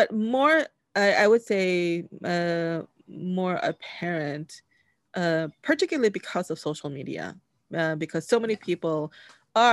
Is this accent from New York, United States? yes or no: yes; New York, United States; I grew up in New York